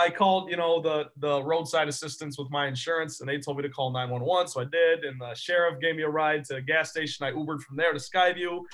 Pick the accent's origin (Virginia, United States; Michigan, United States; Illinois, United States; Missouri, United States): Michigan, United States; Grandville; also born or lived in East Lansing, Michigan; I was on my way back to Michigan State from Granville, my hometown.